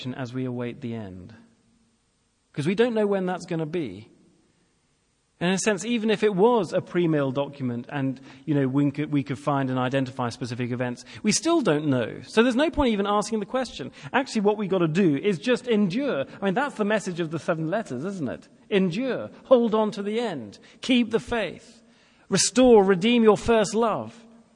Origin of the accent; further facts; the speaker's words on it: England, United Kingdom; I'm English